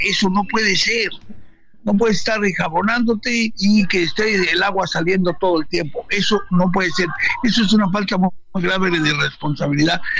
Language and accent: Spanish; Mexico; nuestro país